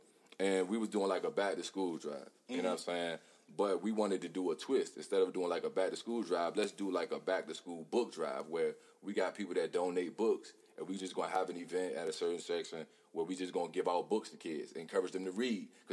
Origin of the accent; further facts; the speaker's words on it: Hopewell, United States; I come from Hopewell. I come from this neighborhood right here